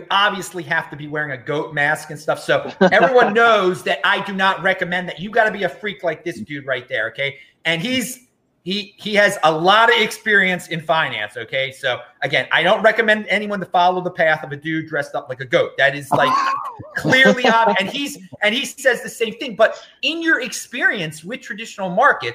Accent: United States; I'm an American.

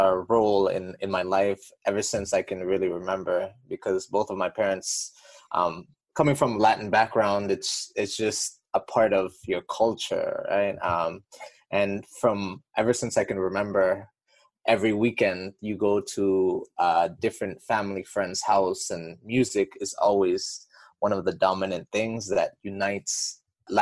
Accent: Toronto, Ontario, Canada; I was born and raised in Toronto, and my parents are of Colombian and Guatemalan descent

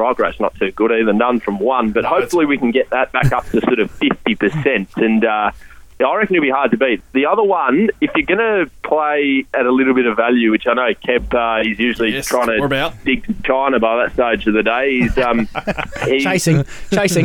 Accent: Adelaide, South Australia, Australia; now in Melbourne, Australia; I am from Adelaide

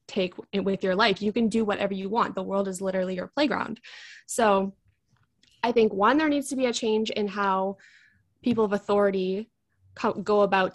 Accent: Vancouver, British Columbia, Canada; I am from Vancouver, British Columbia, which is in Canada.

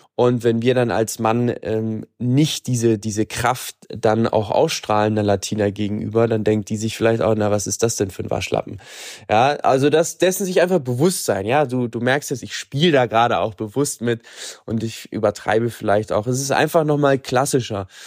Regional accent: Germany; bei uns in Deutschland

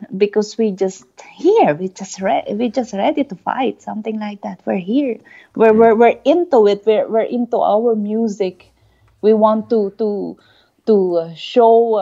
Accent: Philippines; moved away; We Filipinos are proud

